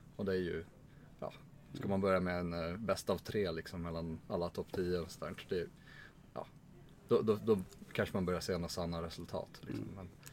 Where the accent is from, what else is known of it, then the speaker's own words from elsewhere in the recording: Stockholm, Stockholm County, Sweden; jag är från Stockholm